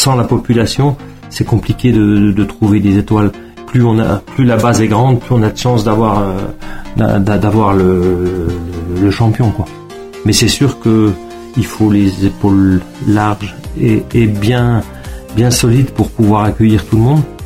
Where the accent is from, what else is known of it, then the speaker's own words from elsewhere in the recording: Gérardmer, Grand Est, France; moved away as an adult; now in Savoie, France; je suis Vosgien d'origine, de Gérardmer